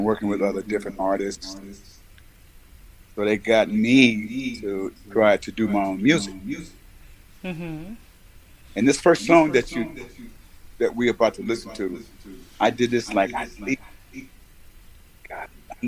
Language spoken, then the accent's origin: English; San Francisco, California, United States; I was raised in the San Francisco Bay Area